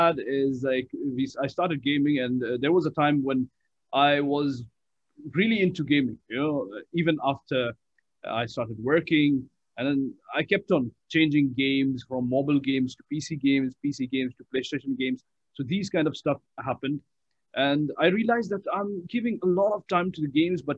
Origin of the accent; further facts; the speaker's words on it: Qatar; when I was born, in Qatar itself.